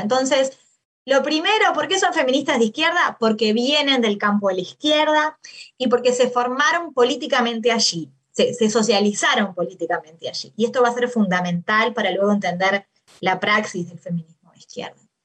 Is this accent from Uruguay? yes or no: yes; Maldonado, Uruguay; moved away as an adult; also born or lived in Montevideo, Uruguay / Argentina; soy uruguaya, nací en Uruguay, en una ciudad en, Maldonado, en la, no en la capital